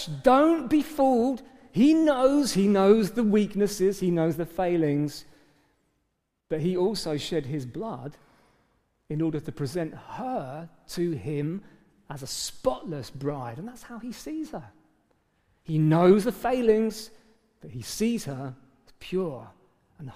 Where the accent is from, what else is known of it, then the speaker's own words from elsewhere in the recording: England, United Kingdom; we're British, for goodness sake, for starters, most of us in the room